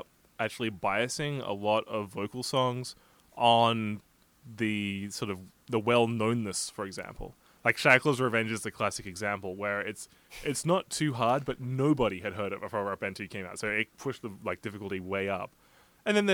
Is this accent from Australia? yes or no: yes; Australia; moved away; As an Australian